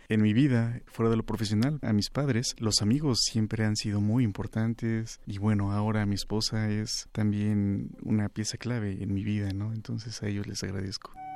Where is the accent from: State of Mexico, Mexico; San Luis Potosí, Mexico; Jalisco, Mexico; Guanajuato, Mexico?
State of Mexico, Mexico; Cuautitlán Izcalli; also born or lived in Colonia Doctores, Mexico City; nací en la colonia de doctores, nos mudamos al Estado de México